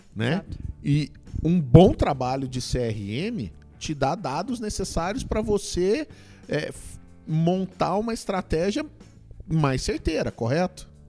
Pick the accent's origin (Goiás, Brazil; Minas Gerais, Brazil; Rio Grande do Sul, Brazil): Goiás, Brazil; Goiânia; eu sou de Goiânia